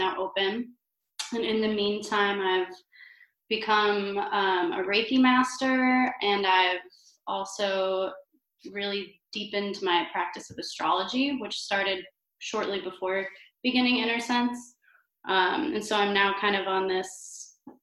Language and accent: English; Cleveland, Ohio, United States; moved away as an adult; now in Chicago, United States; I come originally from Cleveland, Ohio.